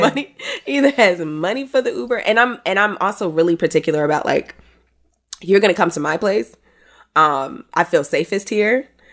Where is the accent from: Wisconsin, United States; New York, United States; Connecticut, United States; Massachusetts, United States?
New York, United States; New York City; as a New Yorker